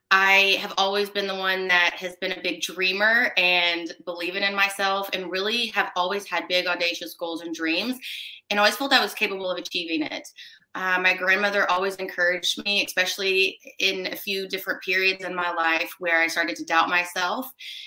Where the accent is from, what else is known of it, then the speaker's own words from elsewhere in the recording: Commerce, Texas, United States; also born or lived in McKinney; So I was born in McKinney, Texas, although I never lived there. And all things considered, I tell people I grew up in Commerce, Texas, which is about an hour and 15 minutes somewhat northeast of Dallas.